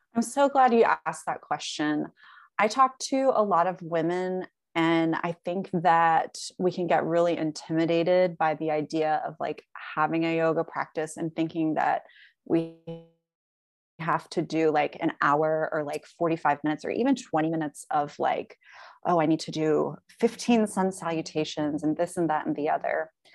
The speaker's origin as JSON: {"language": "English", "region": "the South", "country": "United States", "tie": "born or raised there", "said": "I live in the South, like, growing up in the South"}